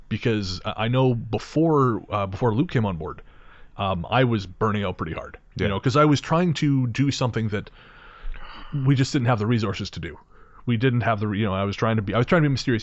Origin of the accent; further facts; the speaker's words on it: Revelstoke, British Columbia, Canada; growing up in Revelstoke, I had no idea how anything connected to anything else